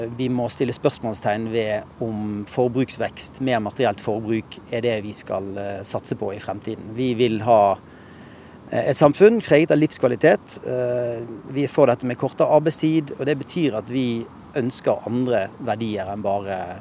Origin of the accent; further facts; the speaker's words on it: Bergen, Vestland, Norway; moved away as an adult; now in Oslo, Norway; jeg flyttet fra Bergen